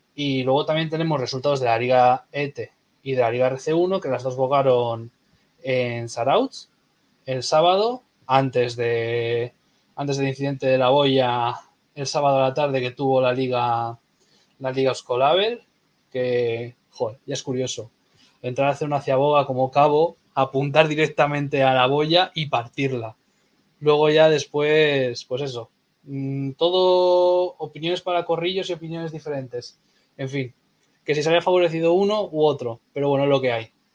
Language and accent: Spanish; Castro Urdiales, Cantabria, Spain; yo soy de Castro